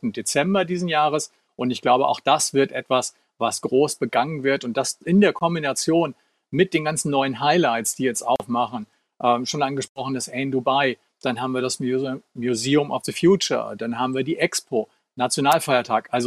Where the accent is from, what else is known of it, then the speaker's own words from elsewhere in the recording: Northern Germany, Germany; now in Frankfurt, Germany; Die nächste Reise geht äh, zum einen sicherlich nach Norddeutschland, da, wo ich aufgewachsen bin, denn äh, ich finde das alleine schon einen sehr großen Kontrast zu dem üblichen Frankfurt.